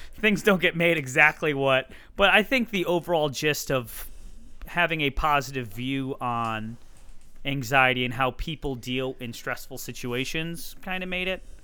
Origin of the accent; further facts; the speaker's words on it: Hartford, Connecticut, United States; I'm from Hartford, Connecticut